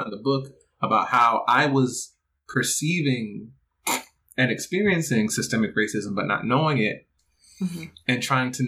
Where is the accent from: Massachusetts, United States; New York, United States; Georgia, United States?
Georgia, United States; Stone Mountain; I grew up in Stone Mountain, Georgia, and I was a part of the DeKalb County school system